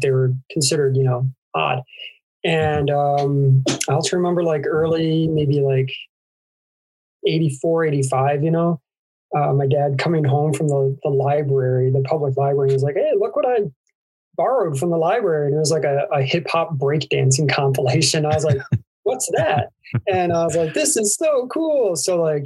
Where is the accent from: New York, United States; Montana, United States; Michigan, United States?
New York, United States; Syracuse; I grew up in Syracuse, New York, which was like a really big hub for hardcore music